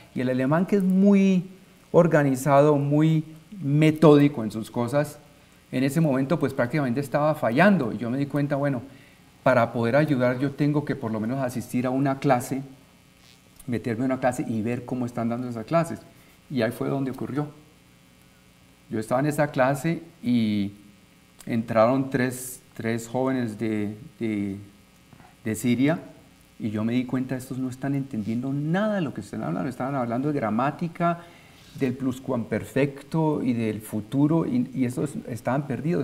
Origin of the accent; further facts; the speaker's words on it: Colombia; moved away; yo soy colombiano